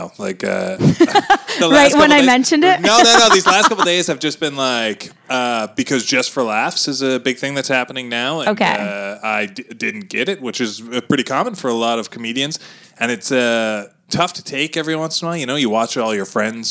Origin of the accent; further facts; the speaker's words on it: Sackville, Nova Scotia, Canada; moved away; I grew up in Sackville, Nova Scotia